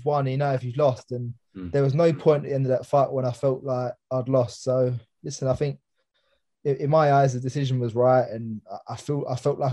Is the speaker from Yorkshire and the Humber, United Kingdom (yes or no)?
no; London, United Kingdom; it was in Alexandra Palace, obviously my hometown